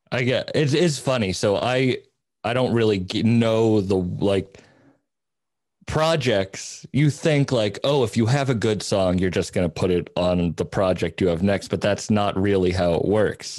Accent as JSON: {"language": "English", "area": "Cape Cod", "region": "Massachusetts", "country": "United States", "tie": "born or raised there", "moved": "yes", "said": "I grew up on Cape Cod"}